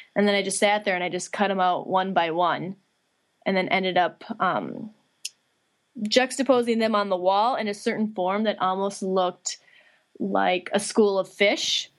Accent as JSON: {"language": "English", "town": "Litchfield", "region": "Minnesota", "country": "United States", "tie": "born or raised there", "said": "I'm originally from Litchfield, Minnesota, uh, which is kind of western central part of the state"}